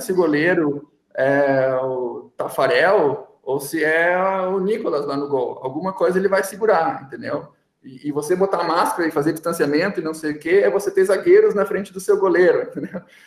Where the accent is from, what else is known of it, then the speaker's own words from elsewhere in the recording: São Leopoldo, Rio Grande do Sul, Brazil; accent: gaúcho; moved away as an adult; now in São Paulo, Brazil; Eu, eu sou de São Leopoldo, que é uma cidade na região metropolitana de Porto Alegre, e adquiri meu sotaque lá, e mesmo anos morando longe, ele não vai embora.